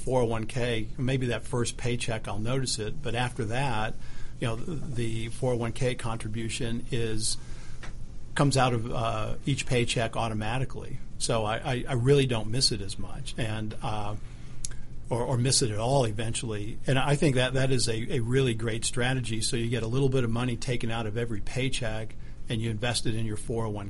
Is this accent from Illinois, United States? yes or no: no; Huntsville, Alabama, United States; moved away as an adult; also born or lived in New York City; I grew up in Alabama. Grew up in Huntsville, Alabama